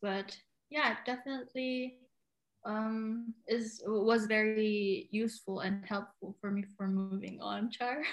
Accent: Cagayan de Oro, Northern Mindanao, Philippines; moved away as an adult; now in Germany; I've been living here in Germany for more than a year now, but I come from Cagayan de Oro, Philippines.

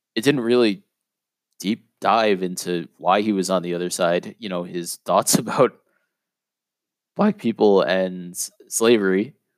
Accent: New York City, New York, United States; I grew up in a neighborhood called Whitestone

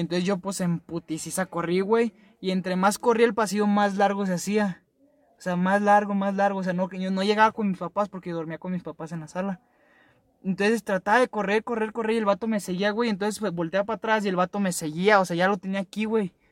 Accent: Nayarit, Mexico; moved away; Yo no soy de aquí, yo soy de Nayarit, en un rancho

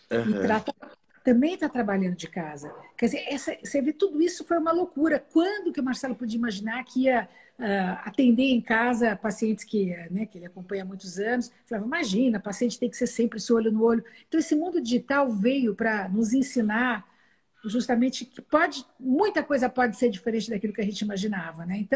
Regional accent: São Paulo, Brazil; born there; nasci em São Paulo, no dia da fundação da cidade de São Paulo

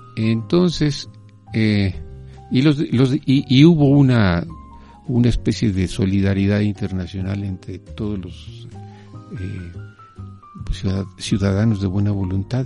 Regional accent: Mexico; yo nací en México. Eh, soy hijo de un comunista español, eh, eh, refugiado

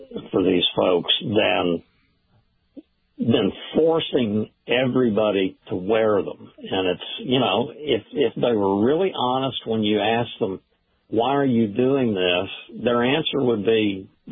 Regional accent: Oklahoma, United States; moved away as an adult; now in Washington, D.C., United States; having been born and raised in Oklahoma from mother and father who were born and raised in East Texas, which is why I call myself an Okie Texan

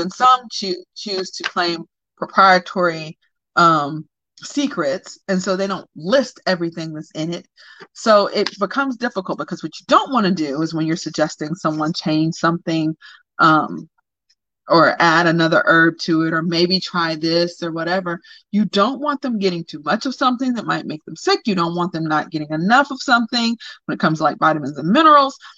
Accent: the South, United States; I'm from the South

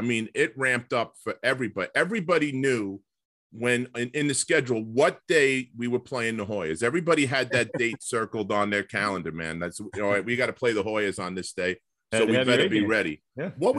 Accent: New York, United States; We're both from New York

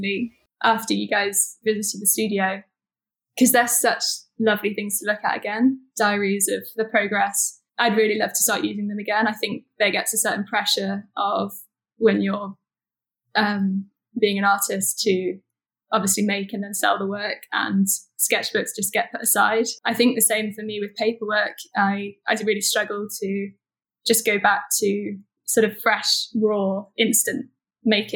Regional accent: Nottingham, East Midlands, United Kingdom; now in London, United Kingdom; Originally, I was brought up in Nottingham, so we were outdoors a lot

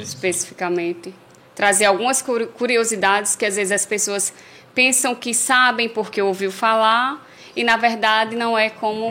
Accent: Paraíba, Brazil; now in Angicos, Brazil; eu sou paraibana

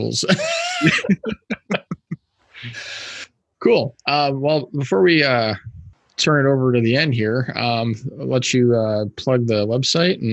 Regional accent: Wisconsin Rapids, Wisconsin, United States; now in Madison, United States; I grew up in Wisconsin Rapids, which is about an hour and a half north of here.

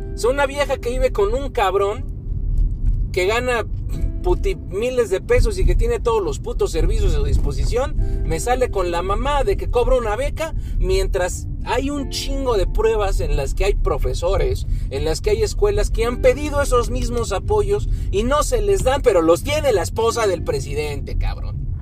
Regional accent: Mexico

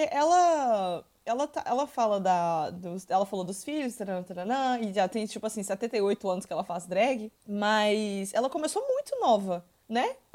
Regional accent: Minas Gerais, Brazil; eu que sou de Minas Gerais

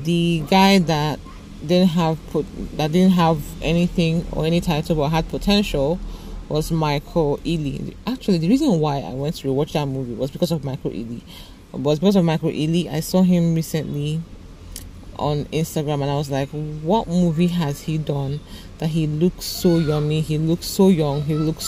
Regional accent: Nigeria; I'm a Nigerian

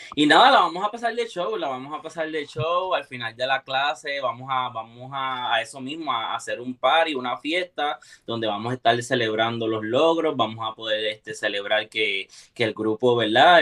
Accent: Puerto Rico; now in Florida, United States; vengo directamente desde Puerto Rico. Eh, orgullosamente puertorriqueño, vivo en el área de, de Palm Florida

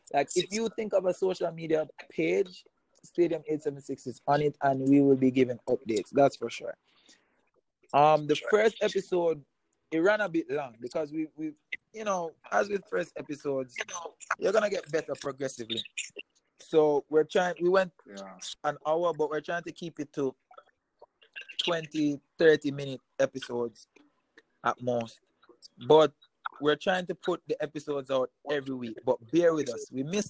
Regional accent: Montego Bay, Saint James, Jamaica; He went to Cornell College. We're from Montego Bay.

